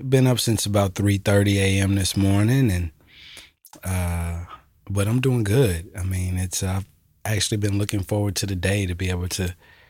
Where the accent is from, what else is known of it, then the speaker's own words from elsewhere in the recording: Alpharetta, Georgia, United States; also born or lived in Jackson, Mississippi; I am from Jackson, Mississippi, but I was raised about 30 minutes north of Atlanta called Alpharetta, Georgia.